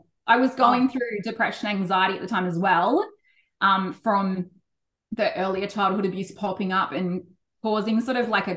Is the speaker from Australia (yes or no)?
yes; Cronulla, New South Wales, Australia; moved away as an adult; I grew up in Cronulla